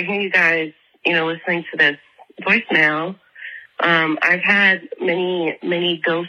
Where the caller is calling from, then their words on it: Atlanta, Georgia, United States; I'm calling from Atlanta, Georgia.